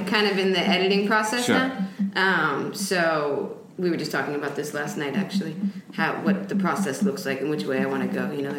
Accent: Westchester, New York, United States; also born or lived in Venezuela; I'm from New York, actually.

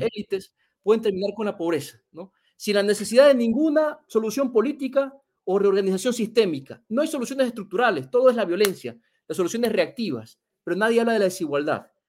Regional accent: Ecuador; En mi país

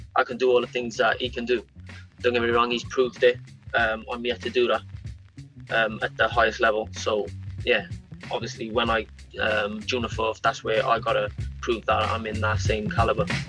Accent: Cardiff, Wales, United Kingdom; It's in Cardiff, um, my hometown

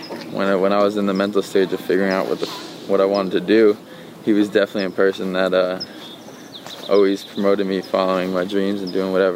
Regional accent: New York City, New York, United States; first language Swedish; English is a second language; also born or lived in Sweden; I was born in New York City.

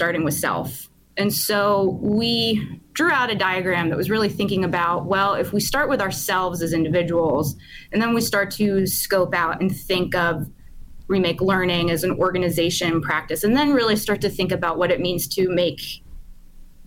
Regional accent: Pittsburgh, Pennsylvania, United States; I grew up in Pittsburgh in the 90s

